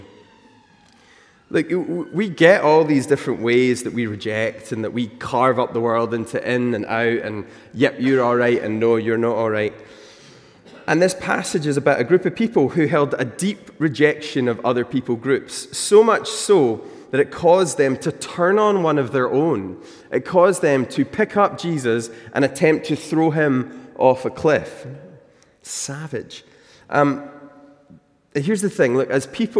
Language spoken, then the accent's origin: English; Newton Mearns, Scotland, United Kingdom; now in South Queensferry, United Kingdom; I grew up in Newton Mearns. It's in the south side of Glasgow